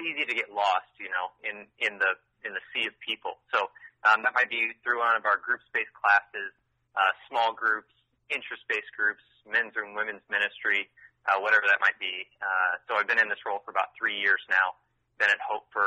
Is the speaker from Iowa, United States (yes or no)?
yes; Des Moines, Iowa, United States; moved away as an adult; also born or lived in Nebraska; I grew up in Des Moines